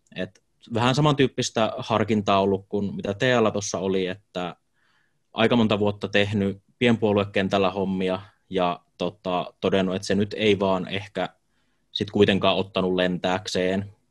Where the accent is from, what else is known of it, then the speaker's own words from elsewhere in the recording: Jyväskylä, Central Finland, Finland; Jyväskylässä asun käytännössä koko elämäni ihan muutamaa lyhyttä pätkää lukuun ottamatta